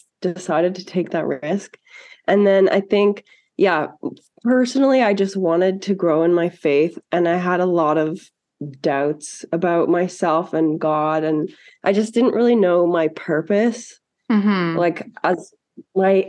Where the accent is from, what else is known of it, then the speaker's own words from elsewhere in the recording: Ottawa, Ontario, Canada; now in Calgary, Canada; I'm from Ottawa